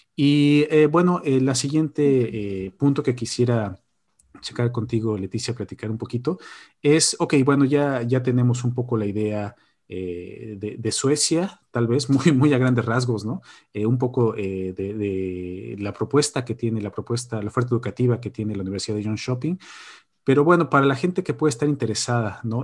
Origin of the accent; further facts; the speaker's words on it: Mexico; moved away as an adult; now in Borås, Sweden; creo que soy el único mexicano aquí en Boros